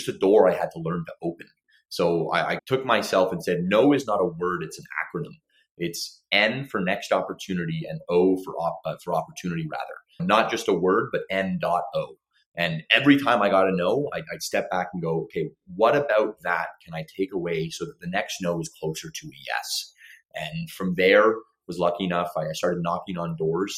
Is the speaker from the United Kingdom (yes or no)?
no; Toronto, Ontario, Canada; I was born in Toronto, Ontario